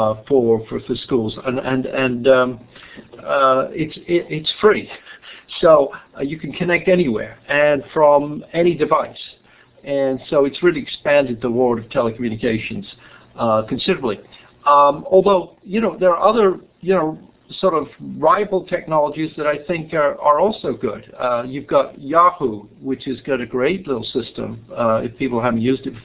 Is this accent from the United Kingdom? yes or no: yes; England, United Kingdom; moved away as an adult; I was born in England, and my biography is pretty simple for about the first 27 years. I went to school in England